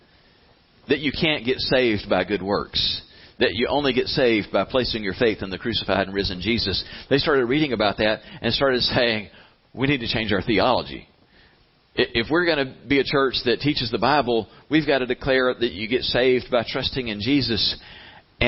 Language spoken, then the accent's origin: English; the South, United States; We're from the South.